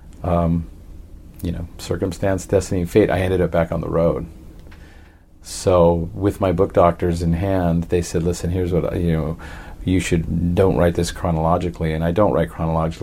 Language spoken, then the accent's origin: English; Los Angeles, California, United States; also born or lived in San Francisco, California; I grew up in San Pedro. I was born in San Francisco